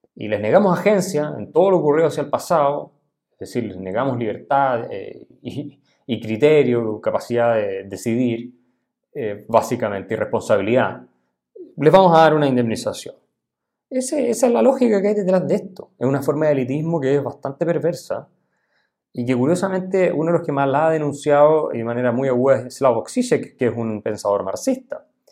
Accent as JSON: {"language": "Spanish", "country": "Chile", "said": "los que somos de origen alemán en Chile llegamos mucho después de la independencia. Mi familia, por ejemplo."}